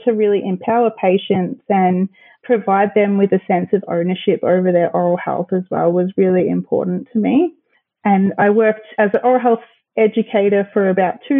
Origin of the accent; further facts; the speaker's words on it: Melbourne, Victoria, Australia; also born or lived in Tasmania; now in Bendigo, Australia; I was, however, raised amongst the Melbourne community